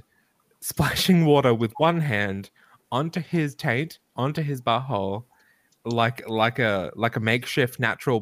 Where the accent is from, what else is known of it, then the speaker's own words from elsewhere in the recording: Melbourne, Victoria, Australia; I live in a shithole in Melbourne